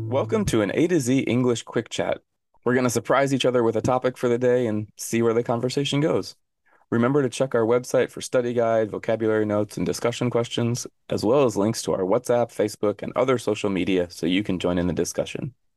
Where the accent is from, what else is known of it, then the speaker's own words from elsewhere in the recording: Arizona, United States; moved away as an adult; now in South Korea; I grew up in Arizona, and Arizona is a desert